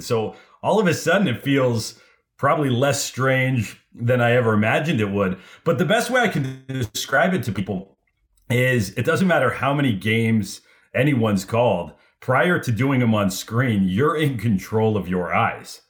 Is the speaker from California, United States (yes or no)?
yes; Los Angeles, California, United States; I grew up in Los Angeles